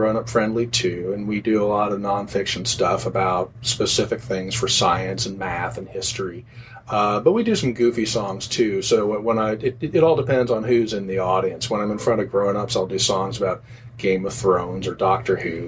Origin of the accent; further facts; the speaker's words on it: Los Angeles, California, United States; I'm from Los Angeles